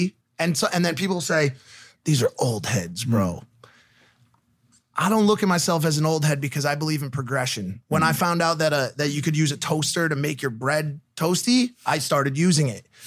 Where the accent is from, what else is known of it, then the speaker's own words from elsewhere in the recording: Connecticut, United States; I'm from the East Coast too, from Connecticut.